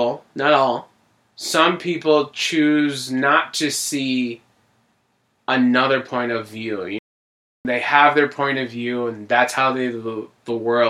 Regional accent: Scranton, Pennsylvania, United States; also born or lived in New Jersey; For the most part, I lived in Scranton basically my whole life. I mean, I was born in Jersey, and then I moved here when I was 3. My whole life is basically Scranton.

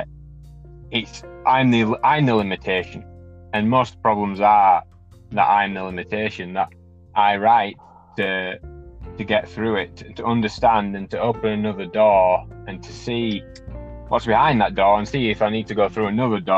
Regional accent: Wakefield, Yorkshire and the Humber, United Kingdom; I am from Wakefield in the United Kingdom

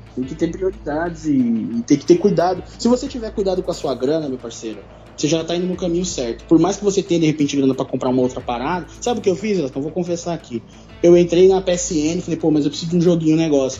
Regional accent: São Paulo, Brazil; eu sou do Capão

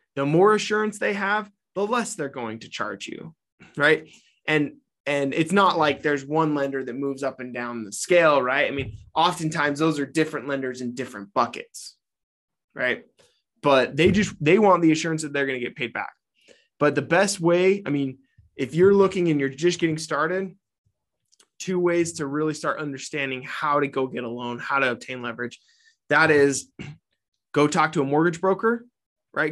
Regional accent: Utah, United States; my home state of Utah

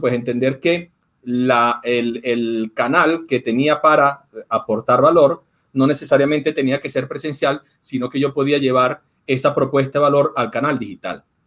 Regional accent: Venezuela; yo soy venezolano

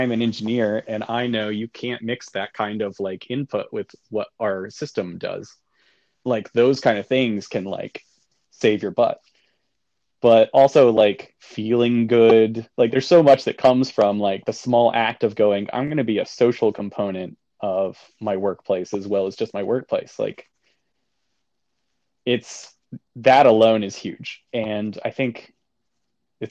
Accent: Georgia, United States; moved away as an adult; also born or lived in North Carolina / New Jersey; She grew up in Kentucky and I grew up in Georgia.

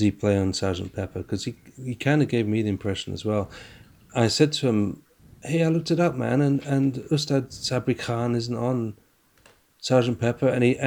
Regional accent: Scotland, United Kingdom; accent: strong Scottish; my strong Scottish accent

